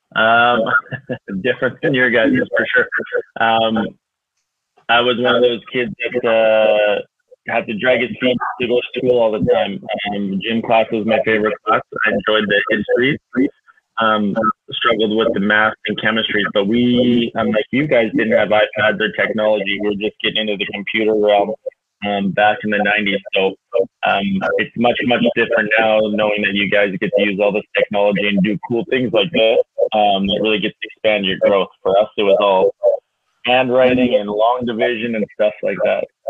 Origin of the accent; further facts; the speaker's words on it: Kitscoty, Alberta, Canada; also born or lived in Lethbridge, Alberta; born and raised in Kitscoty, Alberta, the big town just down the road